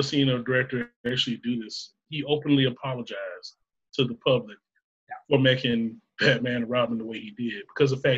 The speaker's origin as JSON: {"language": "English", "region": "Alabama", "country": "United States", "tie": "born or raised there", "said": "my hometown in Alabama"}